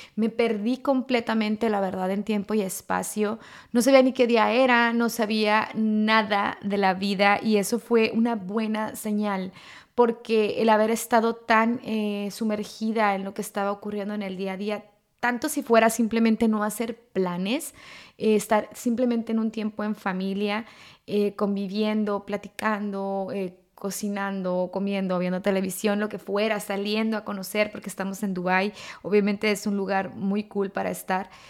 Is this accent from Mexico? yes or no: yes; Mexico; moved away; culturalmente estamos acostumbrados eh, en México o como latinos